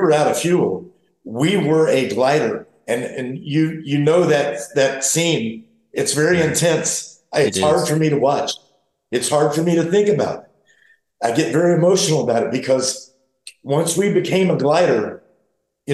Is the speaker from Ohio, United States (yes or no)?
no; St. Augustine, Florida, United States; also born or lived in the mountains; I'm from St. Augustine, Florida, as well as the mountains.